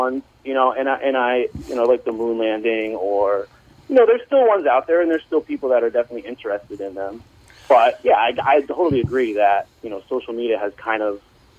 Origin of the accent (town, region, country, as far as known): New York, United States